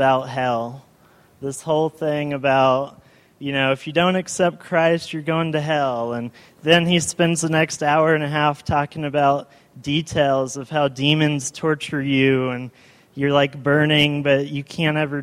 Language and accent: English; Eufaula, Alabama, United States; also born or lived in Columbus, Georgia / Texas; I was born in Columbus, Georgia, went to Texas right after I was born. Texas, we went to a First Baptist church. You know, I just went to, like, Sunday school. I wasn't big enough to go to big church. So then we moved to Eufaula, Alabama.